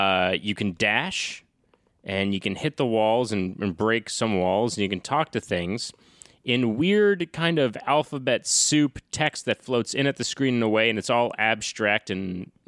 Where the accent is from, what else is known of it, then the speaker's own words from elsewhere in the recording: Massachusetts, United States; I grew up in North Shore, Massachusetts, so I was right near